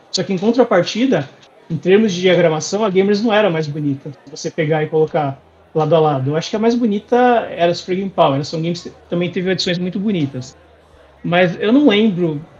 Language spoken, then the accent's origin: Portuguese; Santo André, São Paulo, Brazil; eu sou de Santo André, aqui